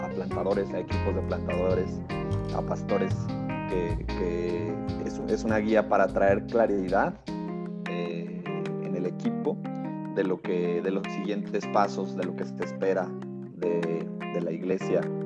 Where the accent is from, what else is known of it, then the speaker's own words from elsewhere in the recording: León, Guanajuato, Mexico; moved away as an adult; also born or lived in Mexico City; now in Querétaro, Mexico; Solo nací en la Ciudad de México, pero la mayoría de mi vida la, la pasé en León, Guanajuato.